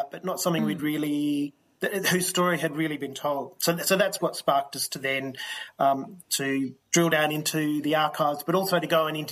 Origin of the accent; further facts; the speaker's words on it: the Kimberley, Western Australia, Australia; I'm from the Kimberley